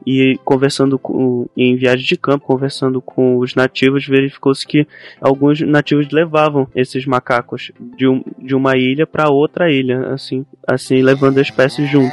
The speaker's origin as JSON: {"language": "Portuguese", "town": "Belém", "region": "Pará", "country": "Brazil", "said": "eu sou de Belém, né? Que é conhecida como a cidade das mangueiras. E tem mangueira em tudo que é canto aqui"}